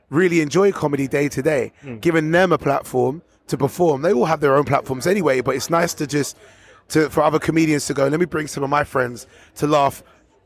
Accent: London, United Kingdom; moved away as an adult; also born or lived in Harrow; now in Bedfordshire, United Kingdom; Wembley has been my upbringing. I'm a Londoner through Northwest London

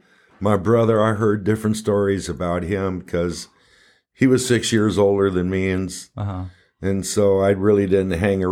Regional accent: Pasadena, California, United States; And I'm from Pasadena.

